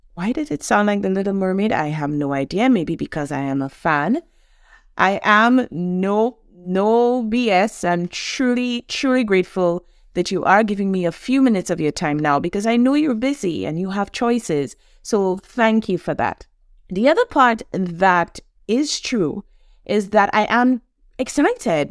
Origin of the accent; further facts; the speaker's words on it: St. Lucia; Born and raised in the Caribbean, an island, Saint Lucia, a hundred and eighty thousand people.